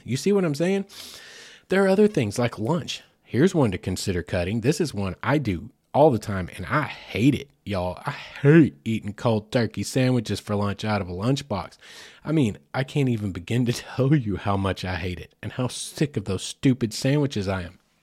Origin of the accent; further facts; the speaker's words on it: United States; as an American